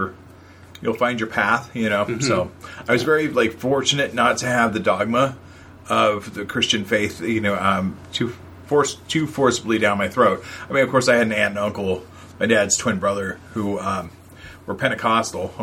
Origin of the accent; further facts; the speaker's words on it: California, United States; I was raised, you know, here in California